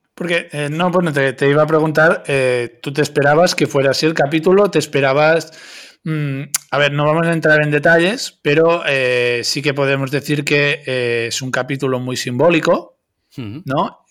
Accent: Catalonia, Spain; los que somos de Cataluña

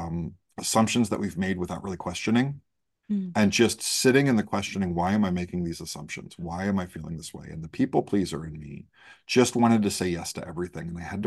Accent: Great Lakes, United States; I was raised in the Great Lakes by a Southerner and an Ohioan. And so I kind of have just all of this kind of very Midwest Southern people pleasing thing.

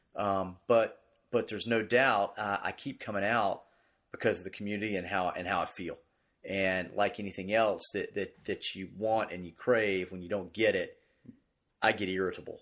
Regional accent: Greensboro, North Carolina, United States; I grew up here in Greensboro

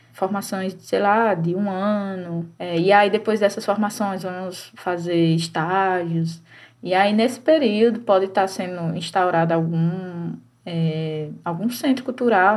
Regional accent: Juazeiro do Norte, Ceará, Brazil; eu sou do interior também, né? Eu, eu sou de Juazeiro

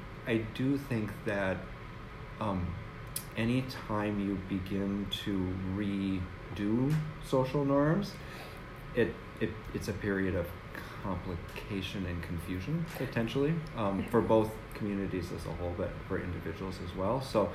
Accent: Athens, Ohio, United States; born there; I was born in Athens. I think I told you that, didn't I? Mm-hmm. Yeah. So I was born there, but I really, you know, I was like two when we moved

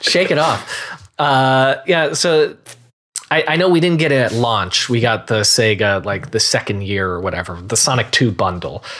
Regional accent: Marlboro, New Jersey, United States; moved away as an adult; now in Los Angeles, United States; both Greg and I were from New Jersey. We grew up together

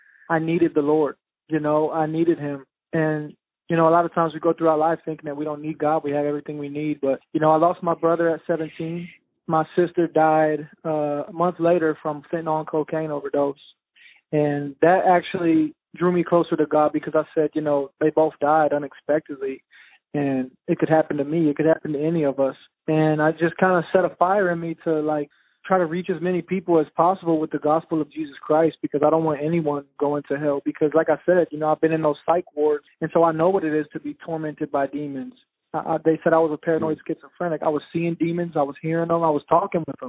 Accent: Richmond, Virginia, United States; But I'm originally from Richmond, Virginia. Both of my parents were drug addicts, so I grew up in a lot of different crack houses and trap houses and grew up in the streets, you know, bounced around a lot, moved around a lot

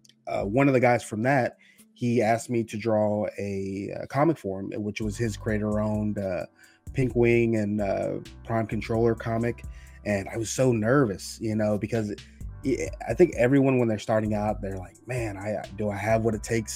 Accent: Texas, United States; I am from Texas.

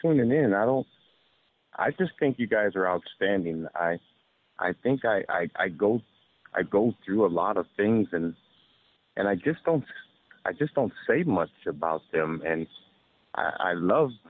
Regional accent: San Francisco, California, United States; I'm from San Francisco

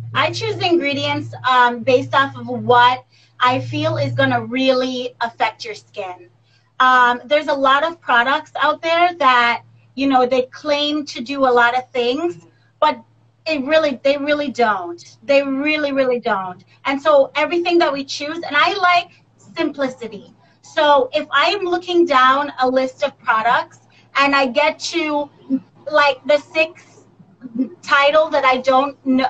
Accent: Jamaica; also born or lived in Florida, United States; now in Los Angeles, United States; I am uh, Jamaican, born and raised. I also grew up in Florida and moved here when I was about 18 to LA.

